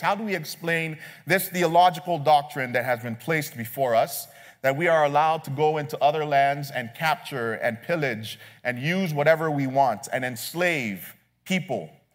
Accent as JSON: {"language": "English", "country": "Nigeria", "said": "As a Nigerian"}